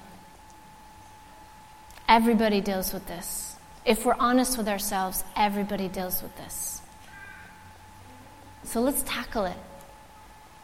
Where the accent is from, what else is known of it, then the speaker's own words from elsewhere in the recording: United States; now in Ireland; as an American